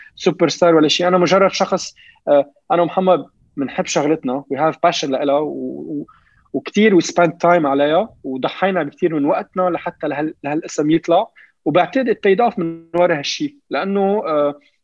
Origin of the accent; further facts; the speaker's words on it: Beirut, Beirut Governorate, Lebanon; لما كنا نروح مشي على المدرسه كنت شوفهم الميليشيات ميليشيات بالحرب عندنا ببيروت